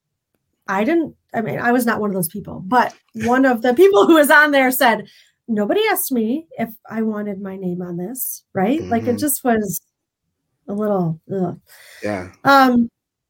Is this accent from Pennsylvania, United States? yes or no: no; Michigan, United States; also born or lived in Memphis; we came back from St. Louis, us Michiganders